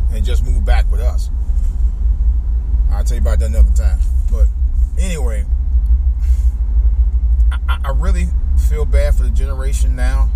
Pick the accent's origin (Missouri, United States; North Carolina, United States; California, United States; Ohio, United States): Ohio, United States; Cleveland; moved away; I grew up around East Cleveland, Ohio. I really consider East Cleveland my home, but although, you know, I was born in Cleveland